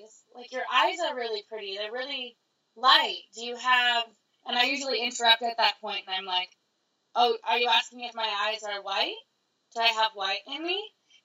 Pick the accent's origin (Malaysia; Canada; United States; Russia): Canada; I'm Canadian